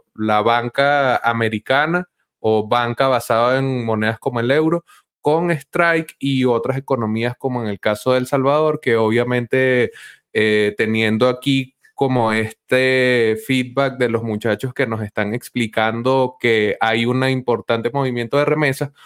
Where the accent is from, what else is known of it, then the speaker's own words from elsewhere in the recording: Venezuela; a mí acá como venezolano